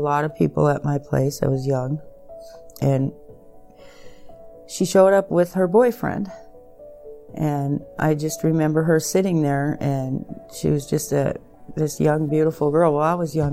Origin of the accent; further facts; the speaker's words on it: Williston, North Dakota, United States; I'm from Williston, North Dakota.